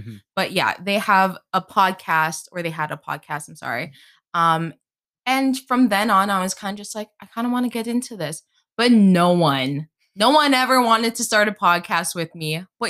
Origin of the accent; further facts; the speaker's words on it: Northeast, United States; Yeah, so I'm from the Northeast. We're both from the Northeast.